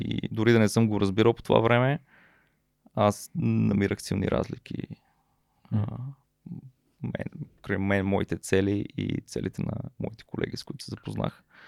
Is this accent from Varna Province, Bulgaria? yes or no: no; Peshtera, Pazardzhik Province, Bulgaria; moved away; also born or lived in Sofia / Blagoevgrad; Аз съм израснал в Пещера, но съм роден в София